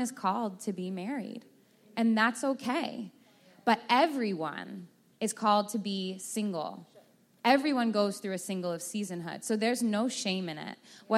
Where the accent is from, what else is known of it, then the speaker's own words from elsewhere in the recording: Texas, United States; I'm from Texas